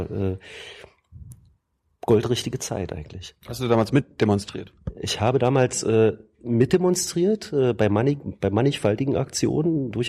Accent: Mecklenburg-Vorpommern, Germany; Berliner, also nicht gebürtiger Berliner, ich bin gebürtiger Schweriner.

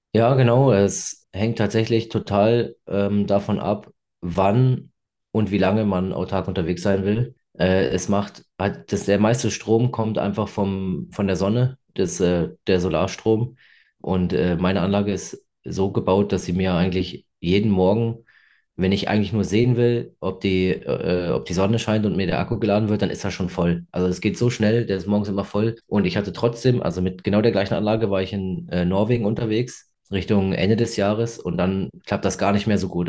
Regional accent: Freiburg, Baden-Württemberg, Germany; ich komme aus Freiburg

